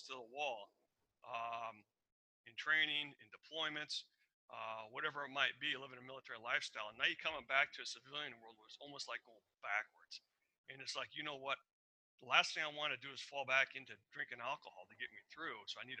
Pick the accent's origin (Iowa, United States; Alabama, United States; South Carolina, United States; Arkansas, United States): Iowa, United States; moved away as an adult; also born or lived in Arizona / Seattle; I grew up in Iowa. I told you that. 18 years in Iowa